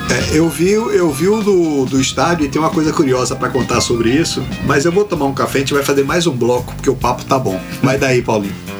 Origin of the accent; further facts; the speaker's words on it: Itabuna, Bahia, Brazil; a minha infância em Tabuna foi nos anos 70